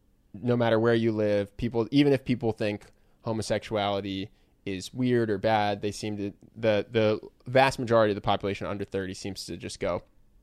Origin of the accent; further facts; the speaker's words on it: Philadelphia, Pennsylvania, United States; Yeah, so we're from Philadelphia.